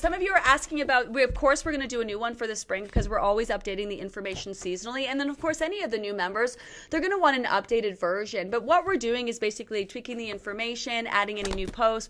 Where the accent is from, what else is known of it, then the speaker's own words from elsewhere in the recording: Canada; I'm Canadian, okay? I'm Canadian.